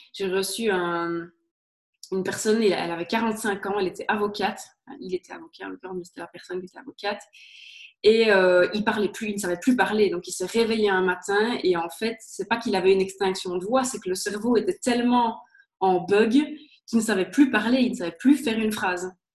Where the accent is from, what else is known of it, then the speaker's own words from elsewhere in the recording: Liège, Wallonia, Belgium; accent: Liège; d'où je viens, je suis liégeoise, comme ça s'entend très très certainement.